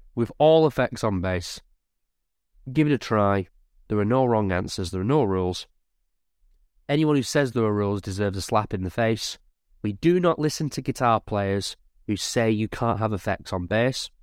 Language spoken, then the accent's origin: English; Lancashire, North West England, United Kingdom; I'm from Lancashire